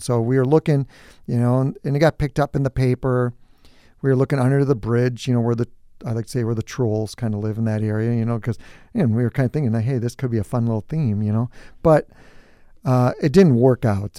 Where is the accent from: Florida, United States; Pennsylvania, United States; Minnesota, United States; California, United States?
Minnesota, United States; New Prague; I grew up on a farm. It was just my brother and I and obviously my parents, and so I'm from New Prague